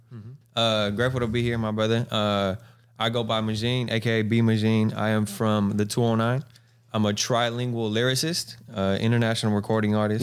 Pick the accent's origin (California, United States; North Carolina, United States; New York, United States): California, United States; Galt; also born or lived in Lodi, California / Stockton, California; being from the two oh nine, I was born in Lodi, um, uh, raised in Galt